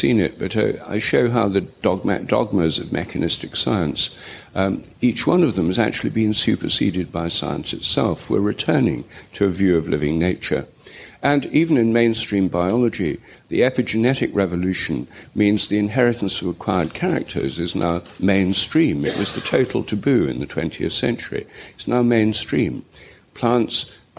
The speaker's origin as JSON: {"language": "English", "region": "England", "country": "United Kingdom", "said": "I'm English"}